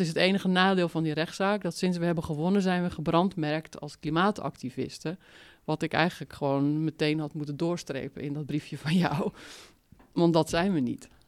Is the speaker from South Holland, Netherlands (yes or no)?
no; Zaanstreek, North Holland, Netherlands; accent: Zaans; moved away as an adult; also born or lived in Utrecht; ik kom uit de Zaanstreek en dat is een taal, Zaans